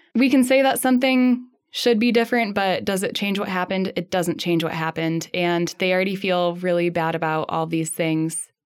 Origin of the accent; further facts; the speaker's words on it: Midwest, United States; growing up in the Midwest